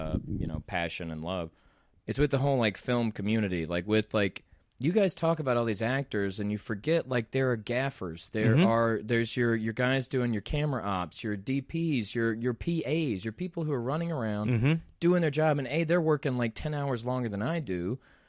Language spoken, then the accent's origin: English; Deep South, United States; Like, mom and dad are from Mississippi. I grew up in the Deep South. I grew up in a small town.